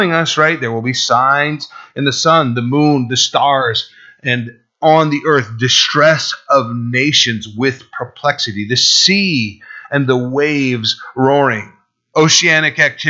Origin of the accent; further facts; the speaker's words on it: Burlington, Vermont, United States; My hometown, my birthplace, Burlington, Vermont